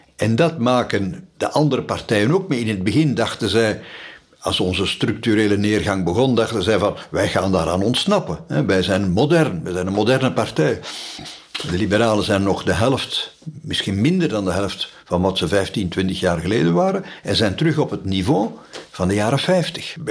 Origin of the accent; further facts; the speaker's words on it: Sint-Stevens-Woluwe, Flanders, Belgium; Ik ben nog opgegroeid in Sint-Stevens-Woluwe